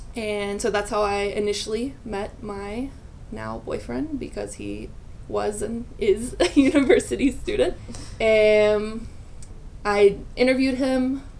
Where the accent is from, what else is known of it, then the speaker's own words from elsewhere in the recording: North Carolina, United States; moved away as an adult; now in Chile; also from the United States, from North Carolina. And I have been in Chile.